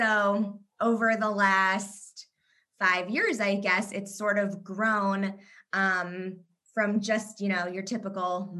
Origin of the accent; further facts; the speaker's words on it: Kentucky, United States; moved away as an adult; also born or lived in Indiana / Israel / New York; now in Chicago, United States; I was born in Kentucky, actually, so I'm a Southern girl at heart